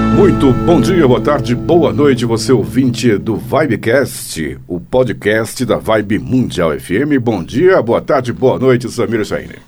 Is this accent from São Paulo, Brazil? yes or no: no; Bahia, Brazil; moved away; Eu mesmo até nasci na Bahia, minha mãe sempre me levava na, as benzedeiras lá